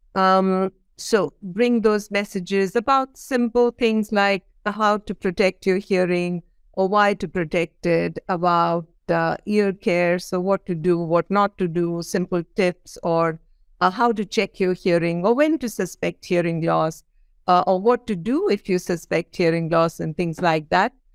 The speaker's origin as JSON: {"language": "English", "country": "India", "said": "I come from India"}